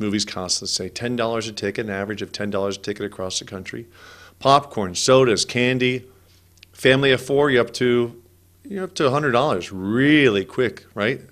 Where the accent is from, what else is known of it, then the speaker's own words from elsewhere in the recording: California, United States; I'm from California